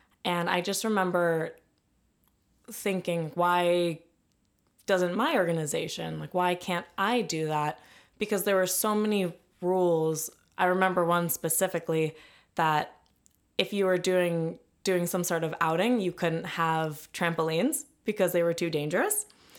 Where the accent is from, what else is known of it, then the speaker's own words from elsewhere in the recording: Ann Arbor, Michigan, United States; So I'm from Ann Arbor, Michigan.